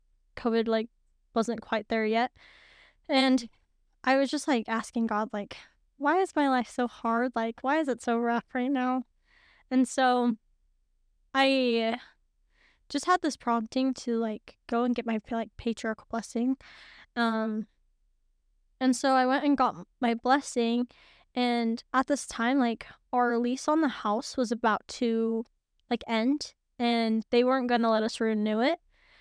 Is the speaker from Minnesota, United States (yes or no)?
no; Missouri, United States; moved away; Well, I grew up in Missouri.